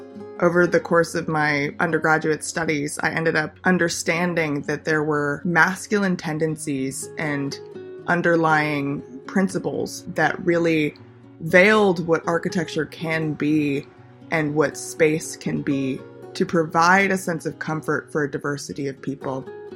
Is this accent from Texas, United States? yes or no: no; Los Angeles, California, United States; Growing up in Los Angeles, I've always been surrounded by stereotypes, norms.